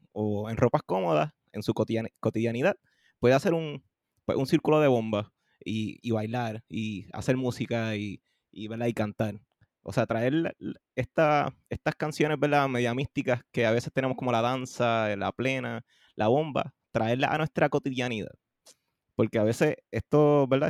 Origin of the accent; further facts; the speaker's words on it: Carolina, Puerto Rico; also born or lived in Trujillo Alto, Puerto Rico; me crié ¿verdad? en Carolina y, y, Trujillo Alto